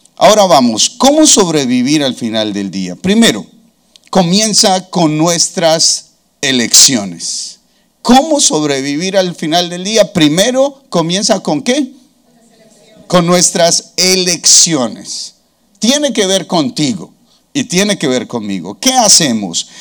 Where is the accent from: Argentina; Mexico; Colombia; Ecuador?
Colombia; nuestro himno nacional colombiano